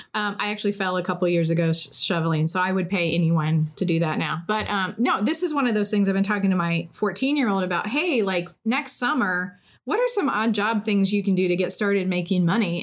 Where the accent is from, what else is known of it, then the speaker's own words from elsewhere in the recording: Indiana, United States; we're both from Indiana and went to Ball State